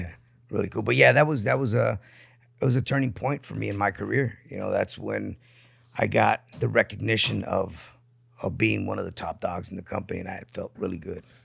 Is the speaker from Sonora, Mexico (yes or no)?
no; Tijuana, Baja California, Mexico; also born or lived in San Diego; grew up in Tijuana.